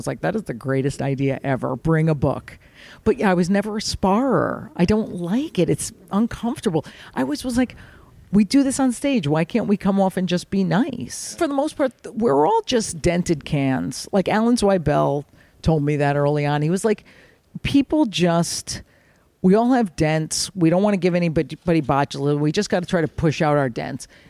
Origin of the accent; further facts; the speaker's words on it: Fairfield, Connecticut, United States; We're Italian, growing up in Fairfield, Connecticut